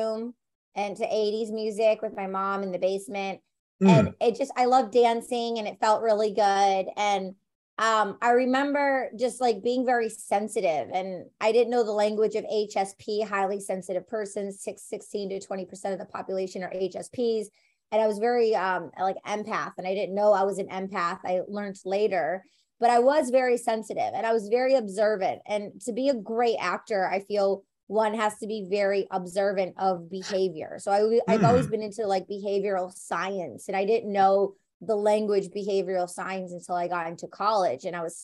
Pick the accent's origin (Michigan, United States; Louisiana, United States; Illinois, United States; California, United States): Michigan, United States; Detroit; I'm from Detroit, Michigan